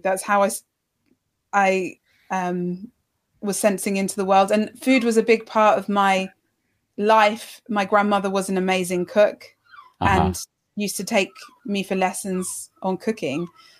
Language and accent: English; London, United Kingdom; I was brought up in London